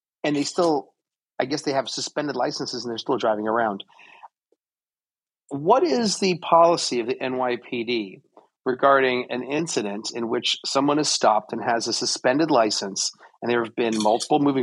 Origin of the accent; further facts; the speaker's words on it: New York City, New York, United States; growing up in New York.